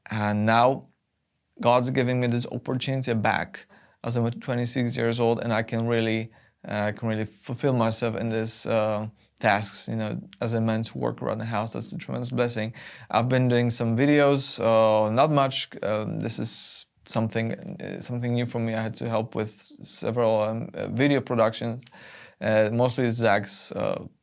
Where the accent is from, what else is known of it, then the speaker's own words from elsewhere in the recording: southern Poland, Poland; English is a second language; moved away as an adult; now in England; I'm from Poland, and I've been uh, raised in the south of that country, in a small countryside. And um, I'm 26 years old